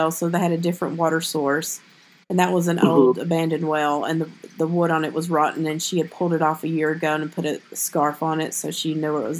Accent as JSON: {"language": "English", "region": "the South", "country": "United States", "said": "I'm from the South"}